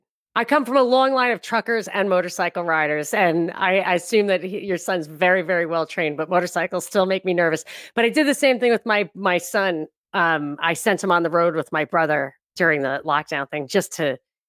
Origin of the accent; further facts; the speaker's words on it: New York, United States; like, I'm from New York.